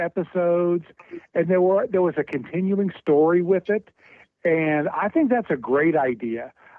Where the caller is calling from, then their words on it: Cincinnati, Ohio, United States; from Cincinnati.